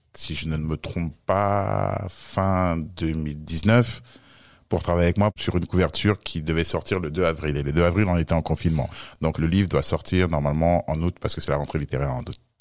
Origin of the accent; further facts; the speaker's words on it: France; je suis né en France et euh, d'origine camerounaise